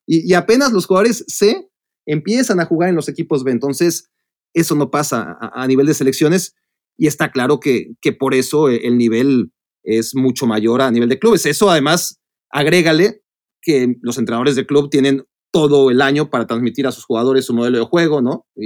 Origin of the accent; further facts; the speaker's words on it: Mexico; uno como mexicano que la fortuna de, de eh, sobre todo un mexicano de, nuestra e, edad, ¿no? Porque a los mexicanos más grandes les tocaba sufrir para ir a un mundial.